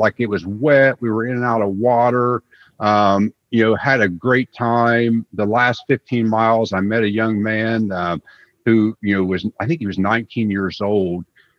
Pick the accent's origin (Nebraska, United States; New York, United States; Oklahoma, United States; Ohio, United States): Ohio, United States; Scioto County; moved away; I grew up in Soda County.